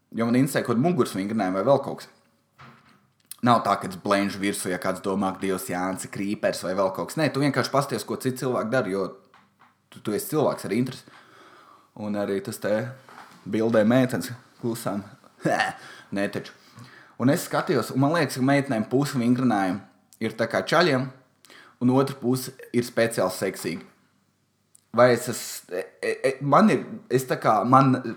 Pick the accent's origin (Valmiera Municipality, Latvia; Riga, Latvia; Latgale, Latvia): Valmiera Municipality, Latvia; Valmiera; Es esmu no Valmieras, man patīk tur Helovīna. Mums ir daudz privātu mājas